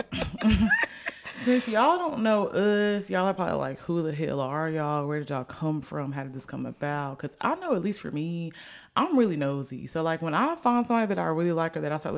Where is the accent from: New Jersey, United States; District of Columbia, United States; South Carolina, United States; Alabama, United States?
Alabama, United States; also born or lived in Norfolk, Virginia / Sicily / Jacksonville; I got to Alabama when I was eight. I was born in Norfolk, Virginia, though. Okay. Virginia, Sicily, Italy, Jacksonville, Florida, here. But I've been here the longest. That's why I say I'm from Alabama.